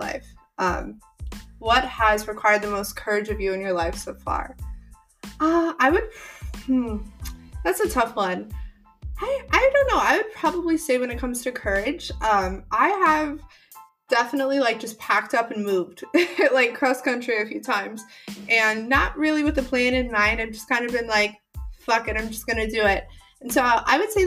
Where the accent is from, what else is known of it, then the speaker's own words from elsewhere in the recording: St. Louis, Missouri, United States; also born or lived in Springfield, Missouri; I am originally from the Midwest. I was born in Springfield, Missouri. I don't know if any of you know where that is. But then I moved to St. Louis, and I lived there for a long time.